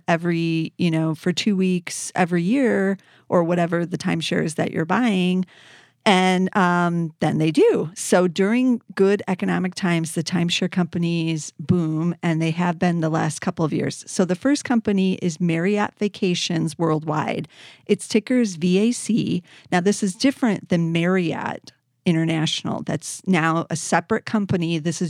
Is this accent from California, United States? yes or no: no; Chicago, Illinois, United States; It's in my hometown here in Chicago, and I didn't even know about it.